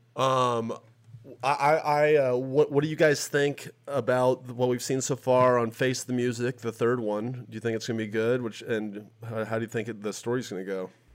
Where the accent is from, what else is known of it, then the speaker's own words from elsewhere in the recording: Tennessee, United States; I'm from Tennessee